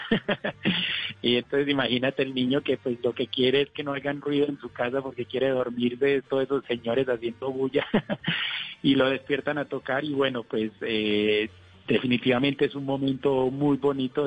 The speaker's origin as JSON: {"language": "Spanish", "country": "Colombia", "said": "como colombiano"}